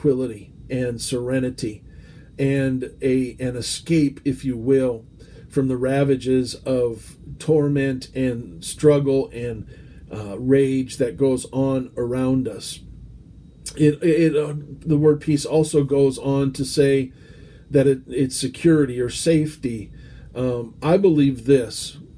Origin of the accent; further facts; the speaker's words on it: United States; As an American